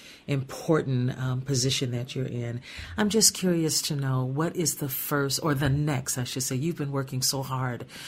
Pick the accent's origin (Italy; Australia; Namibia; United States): United States; Gary, Indiana; I grew up in Gary, Indiana